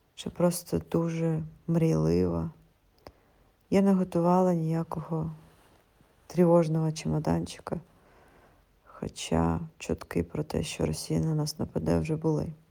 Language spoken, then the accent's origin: Ukrainian; Kyiv, Ukraine; я із Києва